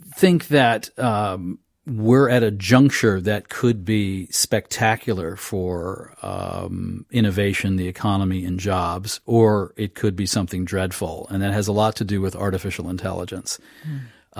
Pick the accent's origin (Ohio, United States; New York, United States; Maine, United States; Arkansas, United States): Maine, United States; I'm from Maine